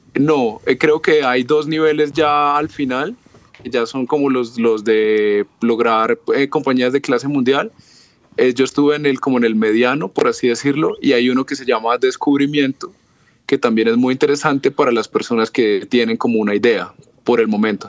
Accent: Cúcuta, Norte de Santander, Colombia; now in Bogotá, Colombia; yo soy colombiano. Eh, me encuentro en Bogotá, pero yo soy de la ciudad de Cúcuta, que está en la frontera con Venezuela

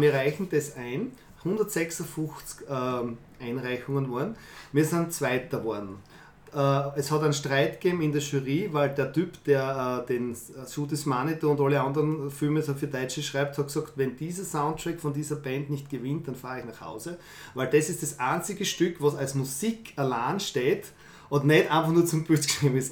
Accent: Fürstenfeld, Styria, Austria; ich bin in Fürstenfeld aufgewachsen

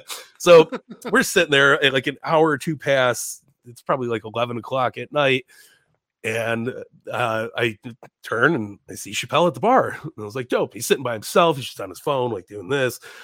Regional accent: Chicago, Illinois, United States; I'm from Chicago.

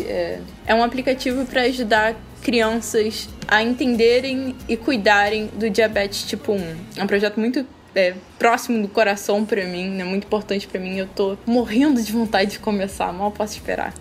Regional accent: Rio de Janeiro, Brazil; Eu sou carioca, né? Desde que nasci eu moro aqui no Rio

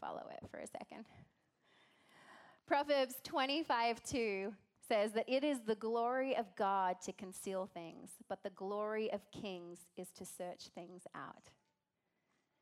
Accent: Australia; accent: Australian; now in United States

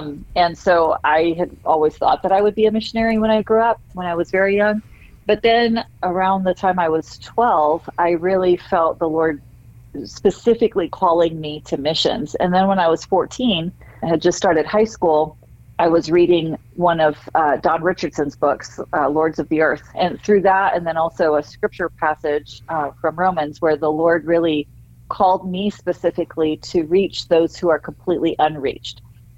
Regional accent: Sierra Leone; Well, of course, I viewed it through a child's eyes at that time, right? And I remember it being sort of an idyllic place to live. My memories there are all very happy.

